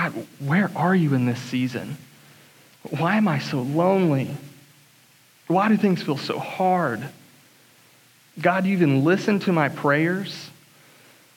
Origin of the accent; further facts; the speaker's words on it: Atlanta, Georgia, United States; I was raised in Atlanta, Georgia, a little southeast of Atlanta, Georgia, suburbs, to a great family